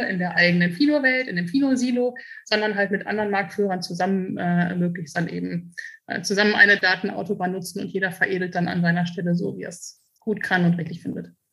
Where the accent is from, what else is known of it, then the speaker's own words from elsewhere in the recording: Münster, North Rhine-Westphalia, Germany; now in Frankfurt, Germany; meine Heimat ist Münster und mein Zuhause ist Frankfurt